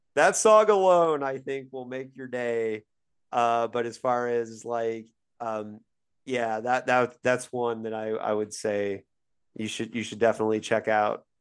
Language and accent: English; Bloomington, Indiana, United States; born or raised there; moved away; also born or lived in Syracuse, New York